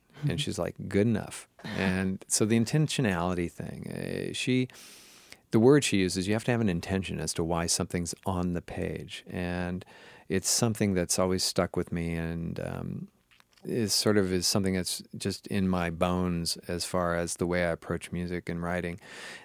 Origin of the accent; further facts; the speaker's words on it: Seattle, Washington, United States; I grew up in the Seattle area, up in Washington State